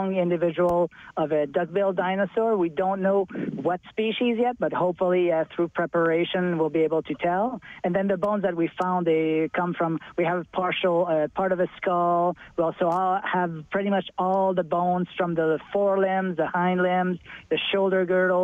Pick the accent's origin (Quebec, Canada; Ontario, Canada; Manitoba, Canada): Quebec, Canada; Montreal; now in Alberta, Canada; I'm from Eastern Canada. I'm from Montreal.